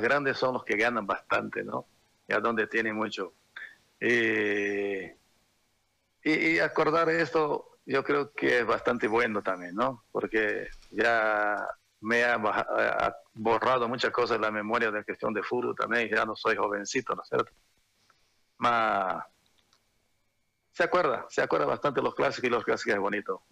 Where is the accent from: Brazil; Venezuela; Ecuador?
Brazil; moved away; also born or lived in Santa Cruz, Bolivia; los tres participamos, los tres brasileros